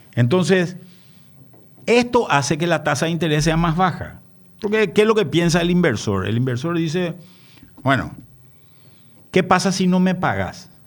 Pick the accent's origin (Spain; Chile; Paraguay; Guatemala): Paraguay; nosotros como paraguayo